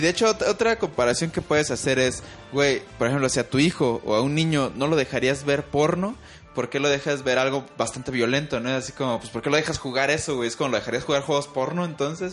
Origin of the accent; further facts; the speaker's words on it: Mexico; los mexicanos tenemos una cultura que si bien sí admite ciertas cosas, no somos como tan mochos como los gringos